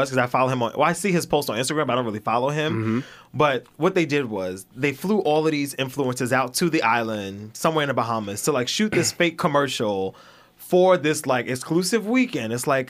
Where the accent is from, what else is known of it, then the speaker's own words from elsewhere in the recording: New York City, New York, United States; I'm from Flatbush.